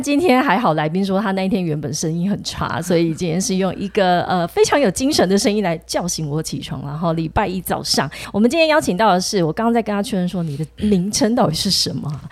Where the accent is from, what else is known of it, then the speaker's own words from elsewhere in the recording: southern Taiwan, Taiwan; 我是南部人啦